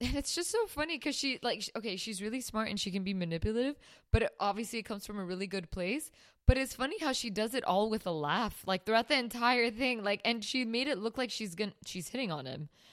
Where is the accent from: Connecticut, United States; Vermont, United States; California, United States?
California, United States; Burbank; growing up in Burbank